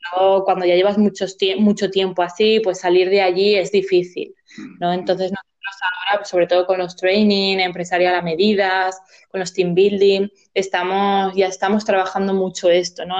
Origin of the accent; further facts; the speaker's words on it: Zaragoza, Aragon, Spain; yo soy de Zaragoza